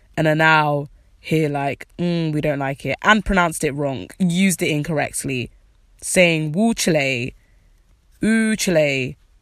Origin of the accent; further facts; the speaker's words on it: United Kingdom; even though I'm black, I'm British